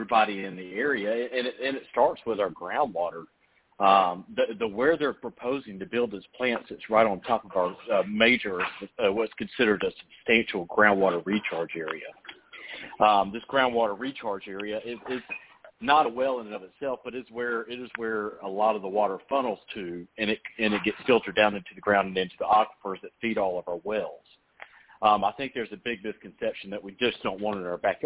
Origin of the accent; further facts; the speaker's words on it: Gwinnett County, Georgia, United States; now in Eastern Georgia, United States; I grew up in Gwinnett County, farmer in Gwinnett County